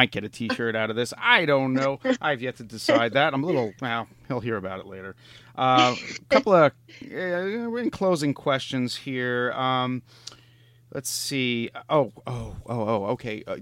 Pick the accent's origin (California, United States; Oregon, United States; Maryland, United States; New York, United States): New York, United States; I'm from New York, but I'm in Pittsburgh right now